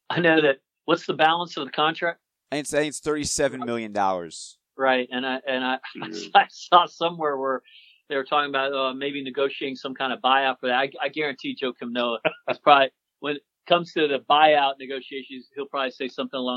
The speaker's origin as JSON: {"language": "English", "town": "Washington", "region": "District of Columbia", "country": "United States", "tie": "born or raised there", "said": "was born in Washington, D.C., and grew up a Redskin fan."}